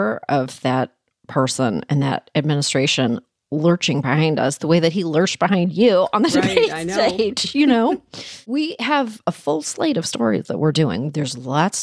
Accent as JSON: {"language": "English", "country": "Canada", "tie": "born or raised there", "moved": "yes", "said": "I was born in Canada and I was raised there."}